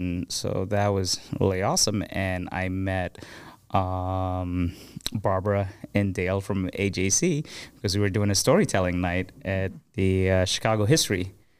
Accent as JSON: {"language": "English", "region": "Abu Dhabi", "country": "United Arab Emirates", "tie": "born or raised there", "said": "I grew up in Abu Dhabi, in the Emirates, and I grew up with people from over 200 nationalities, you know."}